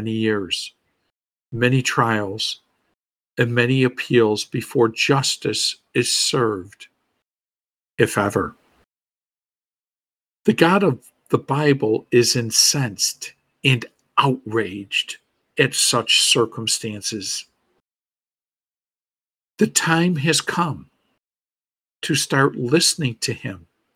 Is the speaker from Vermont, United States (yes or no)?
no; Buffalo, New York, United States; my hometown of Buffalo, New York